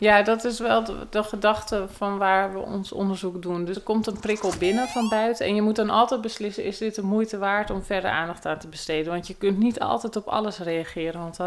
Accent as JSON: {"language": "Dutch", "town": "Bilderdam", "region": "South Holland", "country": "Netherlands", "said": "Ik kom uit het dorpje Bilderdam, wat een grensdorpje is eh, tussen Noord- en Zuid-Holland, vlakbij Aalsmeer."}